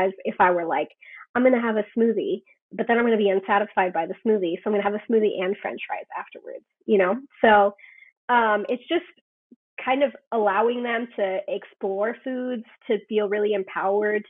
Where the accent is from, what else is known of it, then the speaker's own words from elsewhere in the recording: Guatemala; My family, I'm from Guatemala.